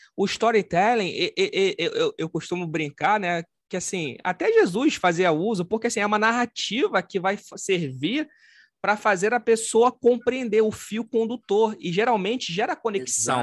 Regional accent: Rio de Janeiro, Brazil; eu sou do Rio de Janeiro, sou carioca, sou descendente de italiano

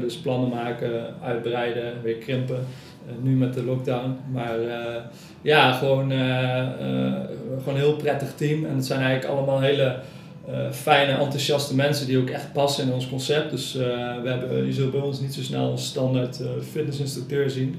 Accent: Nijmegen, Gelderland, Netherlands; now in Cuijk, Netherlands; Ik eh, woon in Kuik en ik kom uit Nijmegen

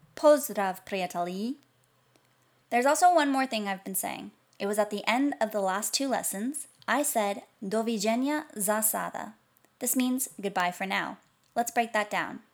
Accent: United States; American, since that's where I'm from

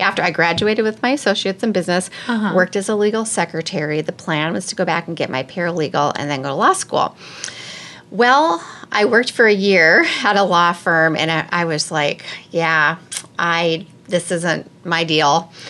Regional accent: Minnesota, United States; now in Ames, United States

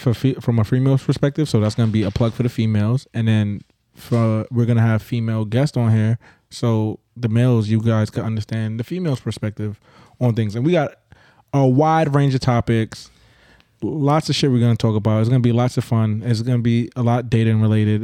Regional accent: Brooklyn, New York, United States; also born or lived in Grenada; I'm a Brooklyn native through and through

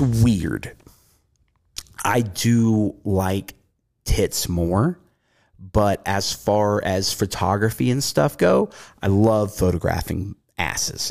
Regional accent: the South, United States; accent: southern; moved away; growing up in the South

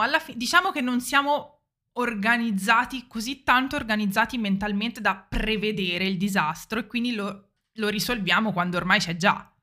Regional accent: Italy

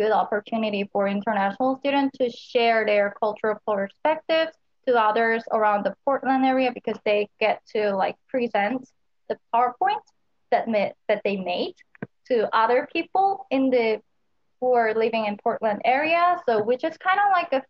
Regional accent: Seoul, South Korea; moved away as an adult; now in Oregon, United States; I'm actually from Seoul, which is South Korea's capital city

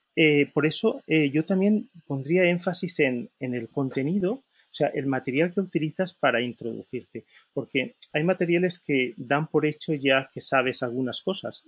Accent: Valencia, Valencian Community, Spain; soy de Valencia

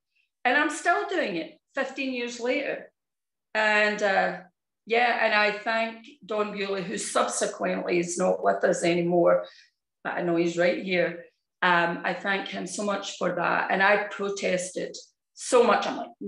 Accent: Scotland, United Kingdom; moved away; And that was after I came over from Scotland.

